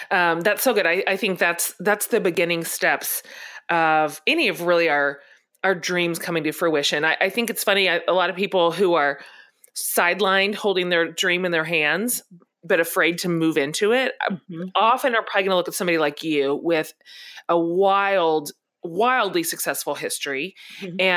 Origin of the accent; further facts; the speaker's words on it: Washington, District of Columbia, United States; I was born in Washington D.C.